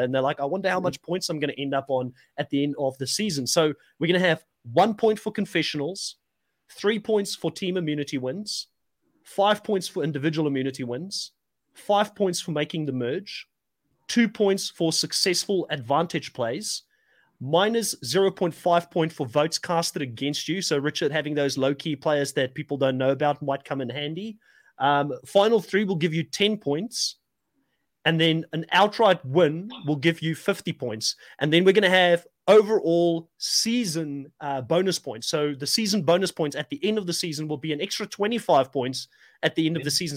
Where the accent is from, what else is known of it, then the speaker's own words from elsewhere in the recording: South Africa; moved away as an adult; I am a South African, but I'm an expat. I've lived out of South Africa for 15 years